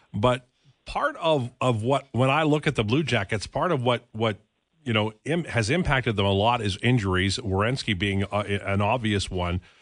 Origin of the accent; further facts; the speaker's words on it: Edmonton, Alberta, Canada; When I was a kid growing up in Edmonton in the sixties and seventies